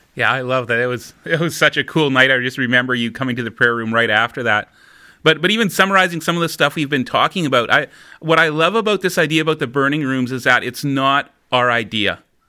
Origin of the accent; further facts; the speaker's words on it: Winkler, Manitoba, Canada; Winkler's my hometown, a small town of maybe about thirteen thousand people